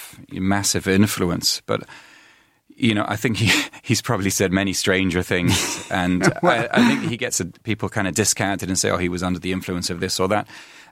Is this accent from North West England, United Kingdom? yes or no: yes; Manchester, North West England, United Kingdom; Because I grew up in Manchester mainly, and I've been around different places, and the levels are much higher.